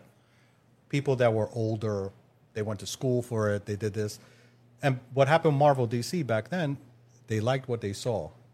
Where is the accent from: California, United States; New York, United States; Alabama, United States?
New York, United States; New York City; I'm from Queens, New York